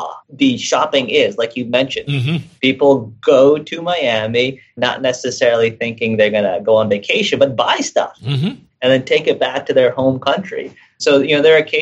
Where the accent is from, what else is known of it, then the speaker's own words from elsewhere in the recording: Philippines; I'm from the Philippines